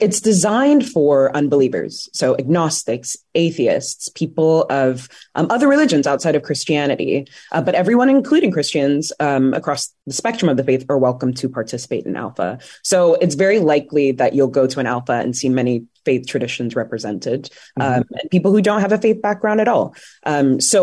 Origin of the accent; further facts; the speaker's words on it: London, United Kingdom; moved away as an adult; also born or lived in Washington, D.C., United States / Oxfordshire, United Kingdom; now in Northern Virginia, United States; I was actually born in D.C. I was born in Boggy Bottom. Yeah. So my family moved to the UK when I was around 9 or 10. I love London.